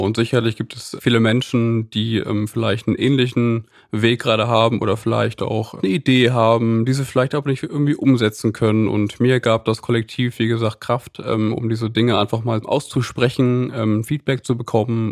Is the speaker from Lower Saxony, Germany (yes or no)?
yes; Lüneburg, Lower Saxony, Germany; moved away as an adult; now in Cologne, Germany; ich bin gebürtiger Lüneburger. Ich wohne seit zwölf Jahren mittlerweile in Köln